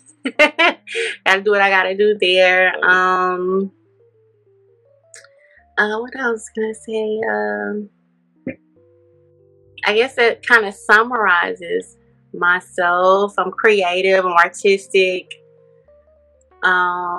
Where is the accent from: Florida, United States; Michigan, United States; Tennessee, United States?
Tennessee, United States; Memphis; moved away; I'm from Memphis, Tennessee, originally